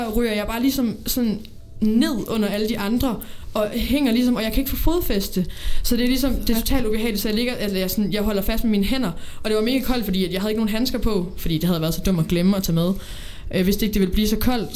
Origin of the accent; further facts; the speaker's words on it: Odense, Southern Denmark, Denmark; lilleskolen i Odense. Jeg kommer fra Odense